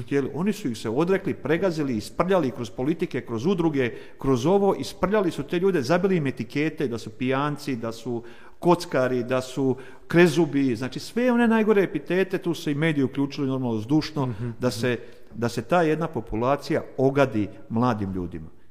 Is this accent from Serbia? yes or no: no; Vukovar, Vukovar-Syrmia County, Croatia; Ja sam odrastao u Vukovaru, kažem do svoje, do rata, do, do 22 godine sam imao, kad je rat krenuo